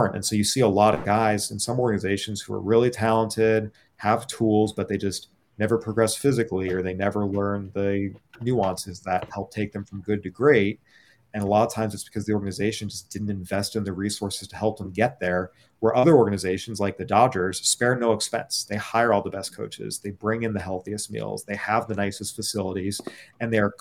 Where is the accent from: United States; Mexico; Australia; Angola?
United States; San Diego, California; I remember watching him with the Padres growing up in San Diego